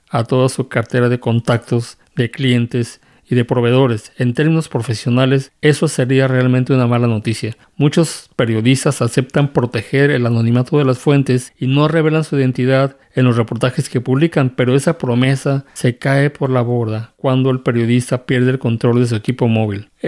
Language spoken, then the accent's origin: Spanish; Mexico; Bueno, yo soy mexicano y desafortunadamente tengo que decir que mi país